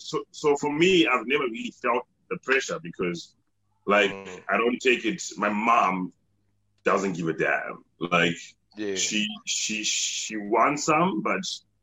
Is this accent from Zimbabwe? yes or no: yes; Zimbabwe; we are all from Zimbabwe.